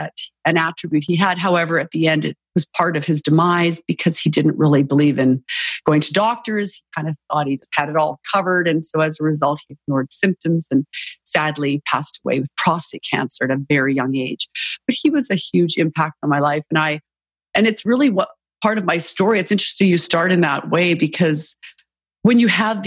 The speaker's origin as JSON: {"language": "English", "country": "Canada", "tie": "born or raised there", "moved": "yes", "said": "I'm originally Canadian and grew up in Canada"}